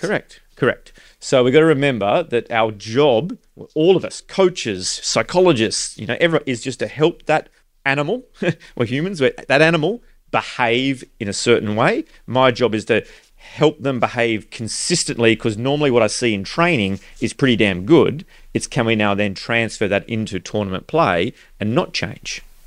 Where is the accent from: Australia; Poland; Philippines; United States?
Australia; growing up in Australia